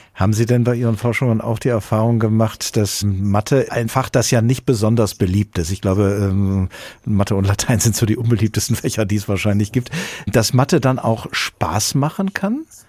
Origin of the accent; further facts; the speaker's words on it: Hesse, Germany; bei uns in Hessen